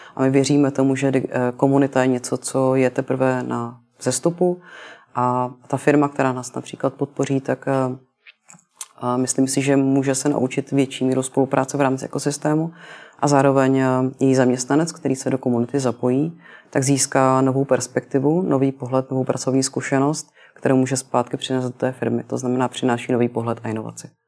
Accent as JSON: {"language": "Czech", "region": "Prague", "country": "Czechia", "tie": "born or raised there", "said": "jsem se narodila v Praze"}